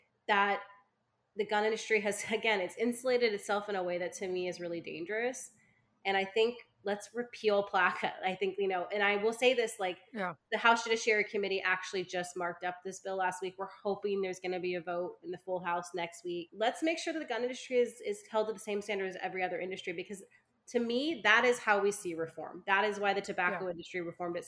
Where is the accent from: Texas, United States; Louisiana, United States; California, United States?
California, United States; I'm a Californian